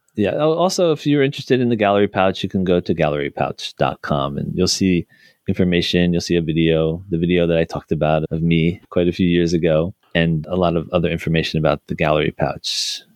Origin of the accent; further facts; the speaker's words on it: New Jersey, United States; my home state of New Jersey